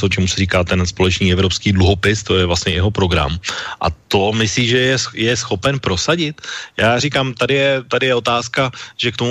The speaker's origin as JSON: {"language": "Czech", "country": "Czechia", "said": "že my, jako myšleno Češi a v podstatě i Slováci z drtivé většiny odmítáme principiálně, aby nám někdo nutil eh, kvóty"}